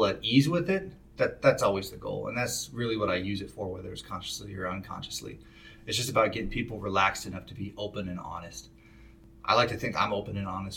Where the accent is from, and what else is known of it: Spokane, Washington, United States; born or raised there